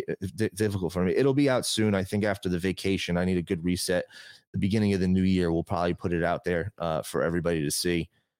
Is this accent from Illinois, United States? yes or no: no; New Jersey, United States; moved away as an adult; now in Las Vegas, United States; I moved from New Jersey. I don't know nobody out here. All my friends are back home in New Jersey.